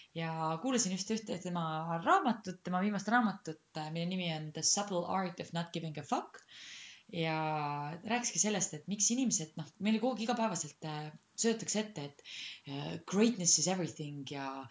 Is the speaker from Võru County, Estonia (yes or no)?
yes; Rõuge, Võru County, Estonia; moved away; also born or lived in Tallinn; ma kasvasin kuskil Rõuges